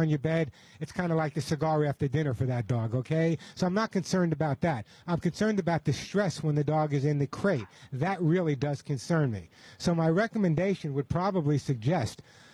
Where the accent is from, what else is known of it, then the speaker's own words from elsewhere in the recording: New York, United States; I'm from New York